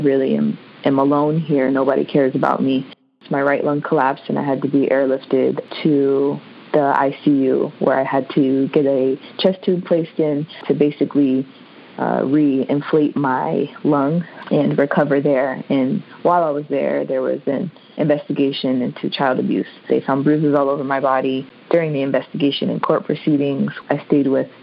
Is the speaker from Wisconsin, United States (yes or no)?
no; Maryland, United States; I am originally from Maryland.